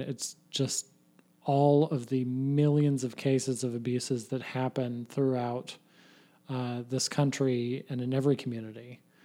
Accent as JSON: {"language": "English", "town": "Troy", "region": "Ohio", "country": "United States", "tie": "born or raised there", "said": "my hometown church, uh, that I used to go to when I was a kid"}